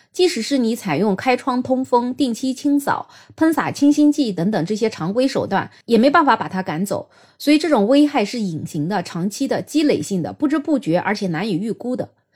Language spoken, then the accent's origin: Chinese; China; 我们中国人的烹饪习惯，喜欢油炸呀，喜欢在高温的情况下炒菜呀